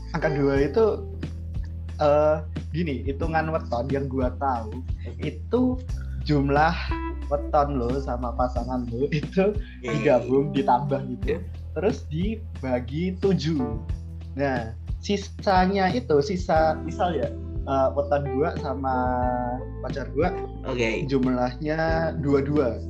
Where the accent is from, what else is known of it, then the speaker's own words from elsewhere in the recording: Java, Indonesia; gua dari Jawa